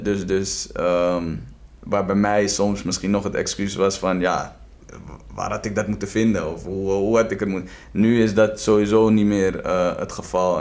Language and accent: Dutch; Amstelveen, North Holland, Netherlands; also born or lived in Tbilisi, Georgia; ik ben opgegroeid in Westwijk